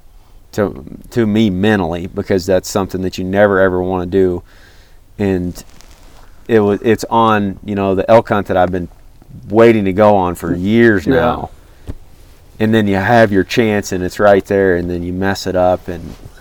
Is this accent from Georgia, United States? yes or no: no; Missouri, United States; I'm a flatlander from Missouri